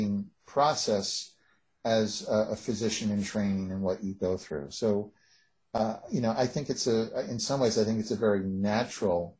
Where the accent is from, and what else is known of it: United States